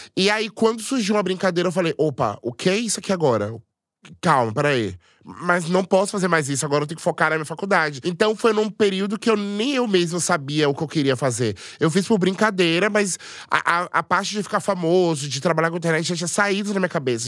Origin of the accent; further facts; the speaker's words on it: Salvador, Bahia, Brazil; Eu sou de Salvador, tenho 31 anos